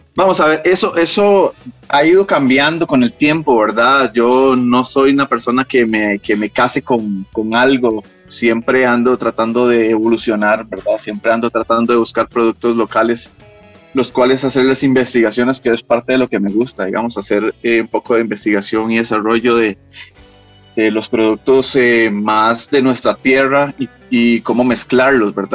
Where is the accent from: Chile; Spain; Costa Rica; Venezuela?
Costa Rica; nosotros en Costa Rica